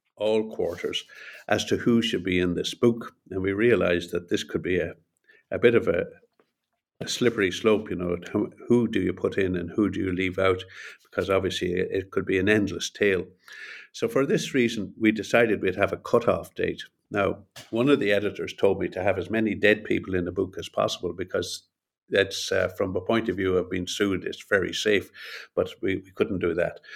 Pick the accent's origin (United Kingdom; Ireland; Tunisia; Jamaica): Ireland; also born or lived in Montreal, Canada / Boston, United States; I'm Irish and I live here in Dublin